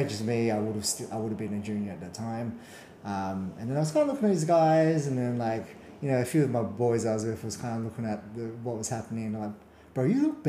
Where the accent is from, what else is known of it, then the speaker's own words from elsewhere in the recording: Perth, Western Australia, Australia; I grew up and born and raised in Perth